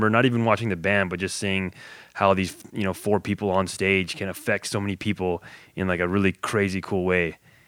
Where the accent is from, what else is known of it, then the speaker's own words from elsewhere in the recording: West Covina, California, United States; I grew up in West Covina.